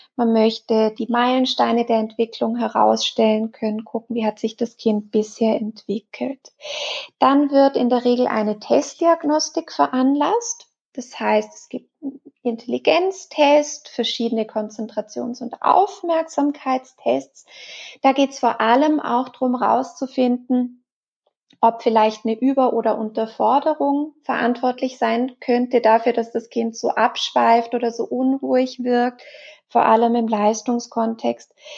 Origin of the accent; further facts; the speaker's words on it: Switzerland; bei uns in der Schweiz